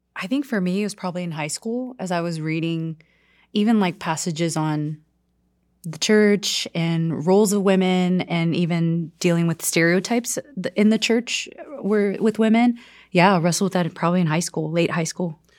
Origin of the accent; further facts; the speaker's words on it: South Korea; now in United States; I'm from South Korea